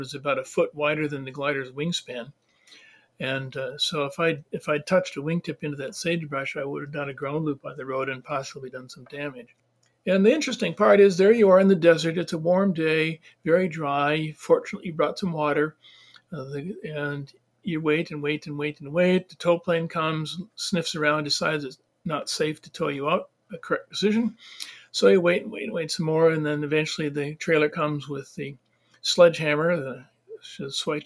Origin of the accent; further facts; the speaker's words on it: northern Wisconsin, United States; I have very little experience outside of my hometown